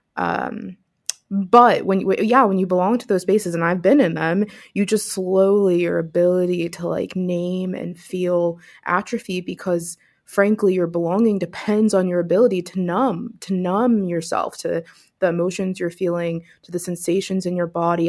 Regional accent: Pittsburgh, Pennsylvania, United States; also born or lived in upstate New York; now in New York, United States; was born and raised in Pittsburgh, so I'm a, a city girl at heart and miss it

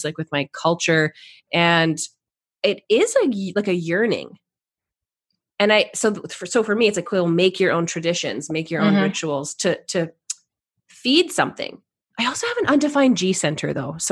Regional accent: Canada; I'm Canadian

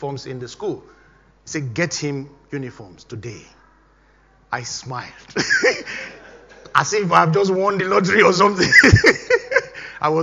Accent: Nigeria; moved away as an adult; I was still living, of course, in Nigeria then, my home country

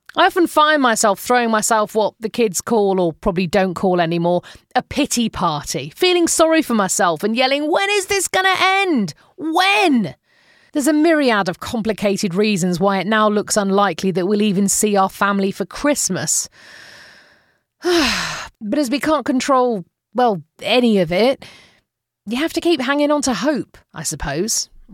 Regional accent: United Kingdom; moved away; as a Brit

